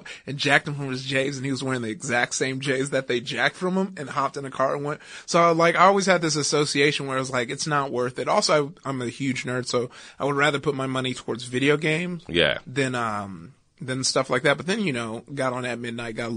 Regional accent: Compton, California, United States; I grew up in Compton

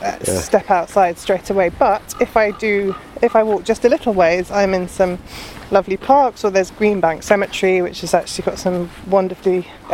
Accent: London, United Kingdom; I grew up in London as well

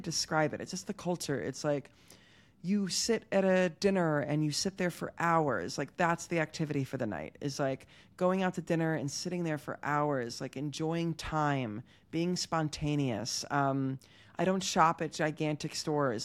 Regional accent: Havertown, Pennsylvania, United States; moved away as an adult; now in Tel Aviv, Israel; I'm from Pennsylvania

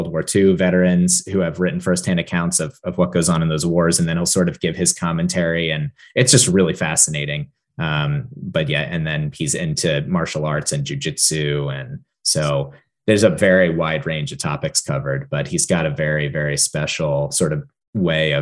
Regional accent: near Hershey, Pennsylvania, United States; I grew up near Hershey, Pennsylvania

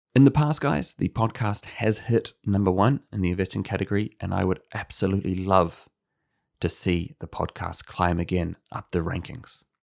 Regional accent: New Zealand; moved away; As a New Zealander

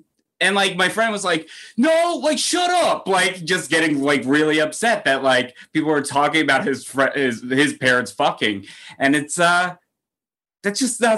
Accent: New Jersey, United States; moved away as an adult; now in New York, United States; I grew up in New Jersey. I started doing comedy in New Jersey. And then I moved to New York with all of my New Jersey friends.

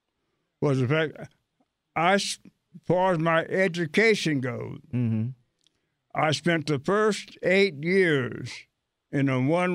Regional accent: Marion, Indiana, United States; now in Cincinnati, United States; I grew up in Indiana. I'm from Marion, Indiana

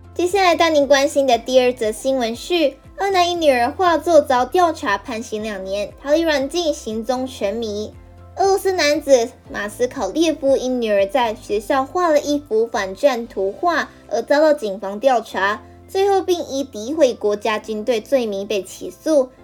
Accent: Lukang, Changhua County, Taiwan; moved away; 我的家乡呢是在鹿港

